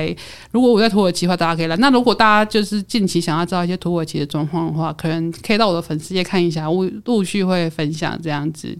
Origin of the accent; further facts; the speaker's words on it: Taiwan; 所以我觉得我有时候觉得他们跟我们台湾人好像，有时候啦